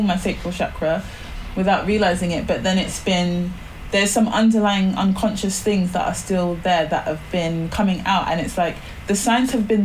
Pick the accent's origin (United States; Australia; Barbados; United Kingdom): Barbados; moved away; I grew up in the Caribbean, I grew up in Barbados